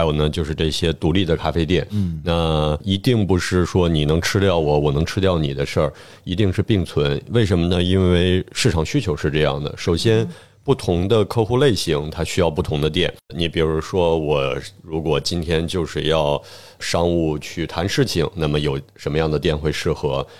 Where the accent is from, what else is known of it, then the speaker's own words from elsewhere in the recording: China; 我想从他们身上把原本属于我们中国人的东西再拿回来